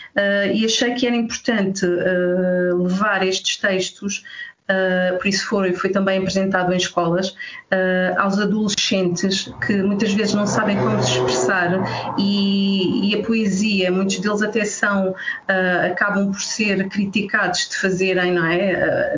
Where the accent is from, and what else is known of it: Alentejo, Portugal; moved away